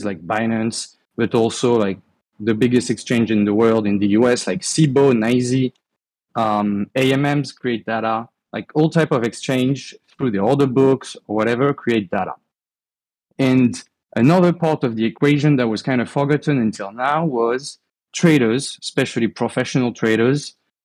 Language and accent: English; France; accent: French; English is a second language; you'll hear from my accent anyway, but I'm French. I live in Europe